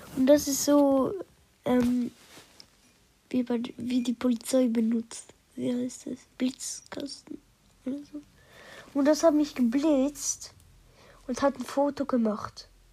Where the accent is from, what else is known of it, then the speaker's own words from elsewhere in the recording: Switzerland; ich komme aus der Schweiz